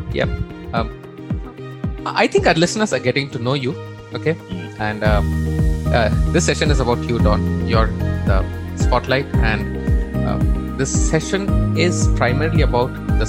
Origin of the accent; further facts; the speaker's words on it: Bangalore, Karnataka, India; I'm from Bangalore, India.